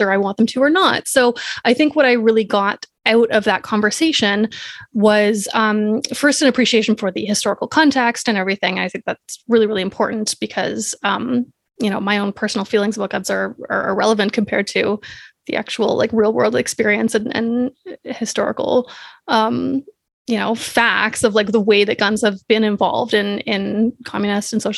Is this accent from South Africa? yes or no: no; Canada; I'm Canadian